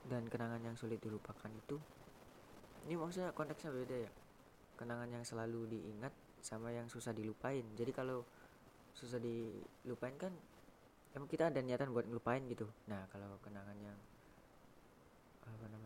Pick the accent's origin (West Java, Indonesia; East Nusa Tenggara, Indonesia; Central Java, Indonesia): West Java, Indonesia; Cirebon; Gunung Ciremai Jawa Barat ya karena gua tuh orang Cirebon jadi ya gue yang dekat